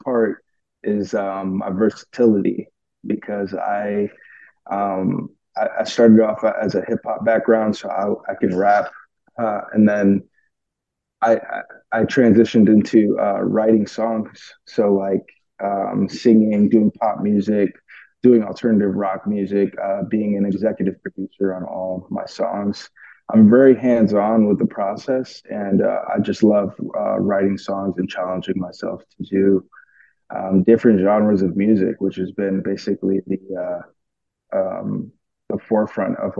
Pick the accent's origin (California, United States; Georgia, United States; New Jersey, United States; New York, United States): New York, United States; I'm from New York